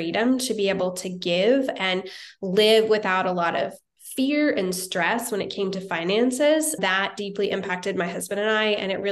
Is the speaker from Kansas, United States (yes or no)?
yes; Wichita, Kansas, United States; moved away as an adult; also born or lived in Topeka, Kansas; now in Nashville, United States; I grew up in Kansas, originally from Wichita, Kansas